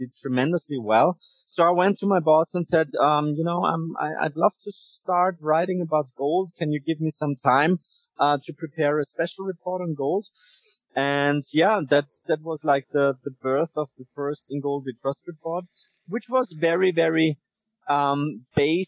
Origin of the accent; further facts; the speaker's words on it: Vienna, Austria; I grew up in Vienna